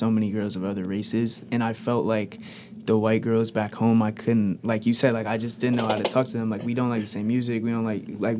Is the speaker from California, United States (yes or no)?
no; New Jersey, United States; moved away as an adult; now in Athens, Ohio, United States; growing up in New Jersey, we just had, like, a diverse population.